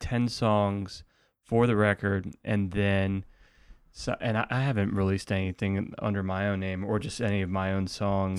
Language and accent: English; Atlanta, Georgia, United States; also born or lived in Indiana; now in Athens, United States; I grew up in Atlanta